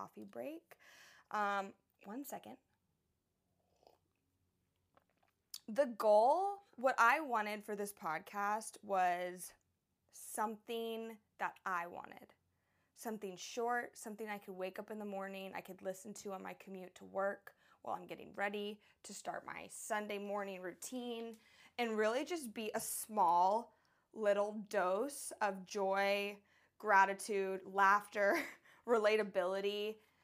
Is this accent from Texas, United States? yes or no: yes; Houston, Texas, United States; moved away as an adult; also born or lived in Florida / Tucson, Arizona / San Diego, California; now in Oahu, Hawaii, United States; I was raised in Houston, Texas